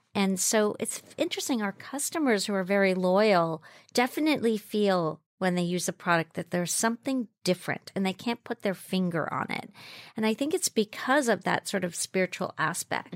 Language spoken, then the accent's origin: English; Jamaica; moved away; I grew up in Jamaica, fr, um, West Indies. I was born there. So I grew up in the Blue Mountains